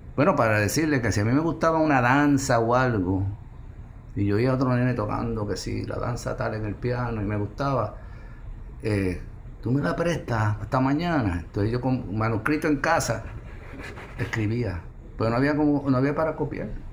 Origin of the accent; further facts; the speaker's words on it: Puerto Rico; esas son mis raíces, yo soy puertorriqueño